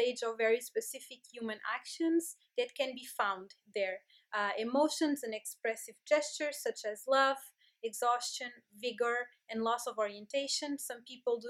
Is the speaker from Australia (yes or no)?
no; Lisbon, Portugal; I am from Lisbon